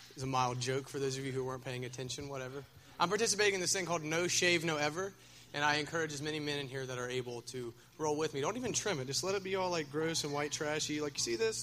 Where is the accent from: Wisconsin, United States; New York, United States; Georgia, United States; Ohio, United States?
Ohio, United States; Minford; I'm from Minford